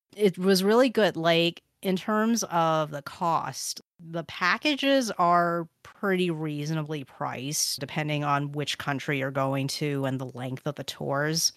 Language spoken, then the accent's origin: English; United States; being an American